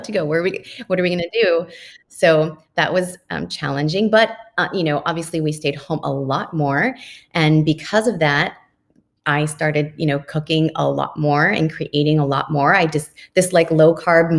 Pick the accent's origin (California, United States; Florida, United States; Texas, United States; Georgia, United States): California, United States; Oxnard; I grew up in Oxnard